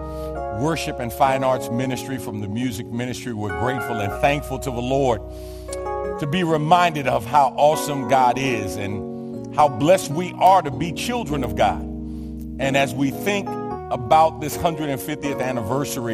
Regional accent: New York City, New York, United States; I'm from New York. I attended PS 34 in the Lower East Side of Manhattan

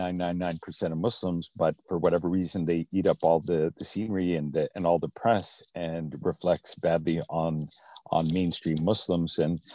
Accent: Fort St. John, British Columbia, Canada; growing up in Canada, I grew up in a small town called Fort St. John, which is not far from Edmonton.

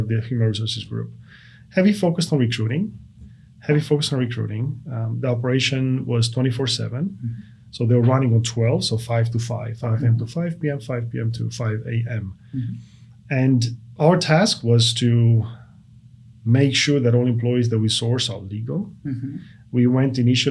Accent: Brasov, Brașov County, Romania; English is a second language; moved away as an adult; now in United States; I was born in Romania, mm-hmm. in a city called Brasov, which serves in the central portion of Romania.

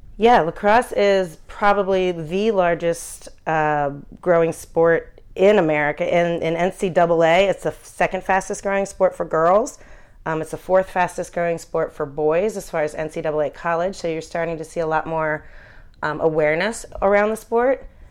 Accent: Philadelphia, Pennsylvania, United States; I grew up in Philadelphia, following Philadelphia sports

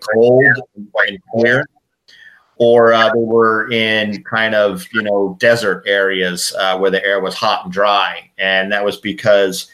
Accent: Connecticut, United States; I grew up on the East Coast and in Connecticut, about half an hour from New York City

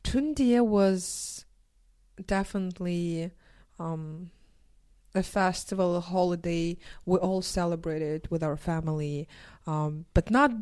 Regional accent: Irkutsk, Irkutsk Oblast, Russia; I was born in Irkutsk City, which is in Siberia. It's very close to the famous Lake Baikal, which is the deepest freshwater lake in the world. So it's a beautiful city where I grew up.

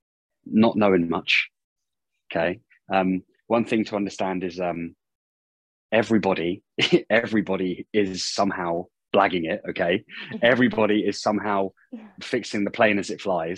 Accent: United Kingdom; moved away as an adult; also born or lived in Auckland, New Zealand; starting at a gym in my hometown in the UK

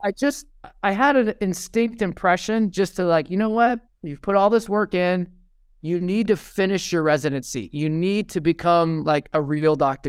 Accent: Fresno, California, United States; also born or lived in Redwood City, California; I was actually born in Redwood City, which is, uh, up near Cupertino, and, uh, so my family moved to Fresno, California

